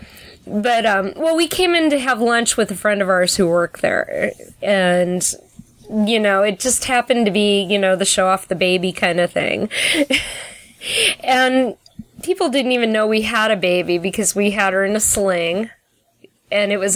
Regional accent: St. Louis, Missouri, United States; moved away; growing up in St. Louis

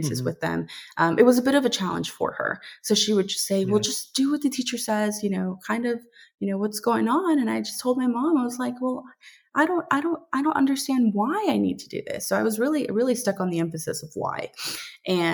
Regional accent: Dallas, Texas, United States; now in Savannah, United States; I was born and raised in Dallas, Texas

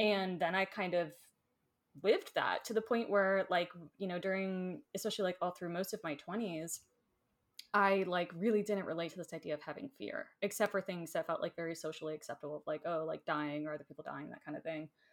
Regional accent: Florida, United States; moved away; I grew up in Florida

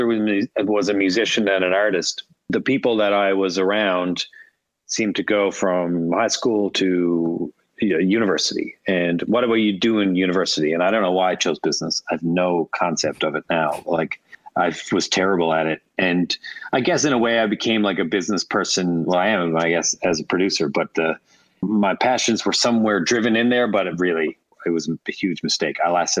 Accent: St. John's, Newfoundland and Labrador, Canada; also born or lived in Bell Island; So then I had to always say, well, I was born in Belle Island, grew up in the Gules.

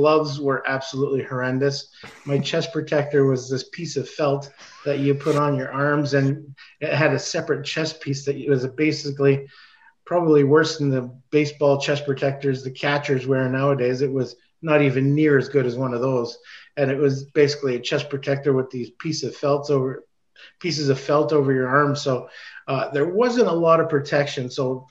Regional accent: Toronto, Ontario, Canada; grew up in Toronto, right downtown by St. Mike's Arena in Toronto

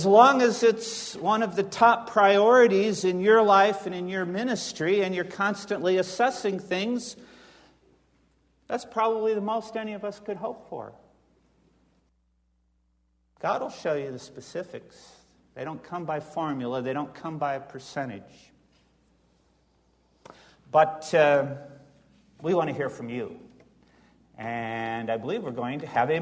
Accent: the North, United States; moved away as an adult; also born or lived in Scotland / Florida / Colorado; I was a Yankee abroad, and then I came to my home country, and they still called me a Yankee

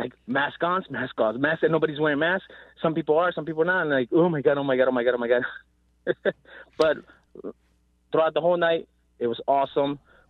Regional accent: New Jersey, United States; now in West Virginia, United States; I'm originally from Jersey, but we moved to West Virginia.

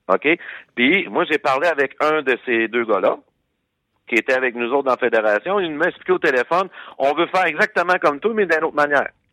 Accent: Quebec, Canada; nous, en tant que Québécois

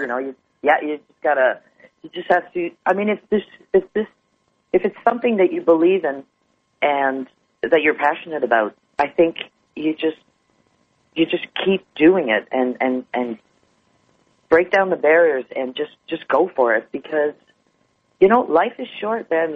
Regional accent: Montreal, Quebec, Canada; Montreal is my hometown

